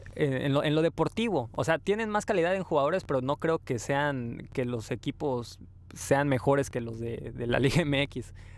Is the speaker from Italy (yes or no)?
no; Mexico; nosotros como buenos mexicanos